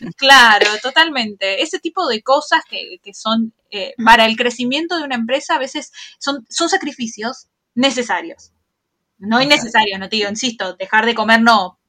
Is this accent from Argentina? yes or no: yes; Argentina; somos argentinas